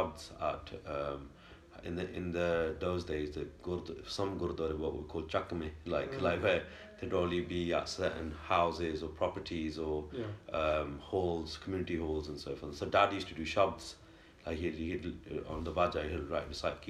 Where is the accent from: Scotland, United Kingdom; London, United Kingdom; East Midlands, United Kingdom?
East Midlands, United Kingdom; Leicester; moved away as an adult; also born or lived in Nottingham; now in India; Born and bred in Leicester, UK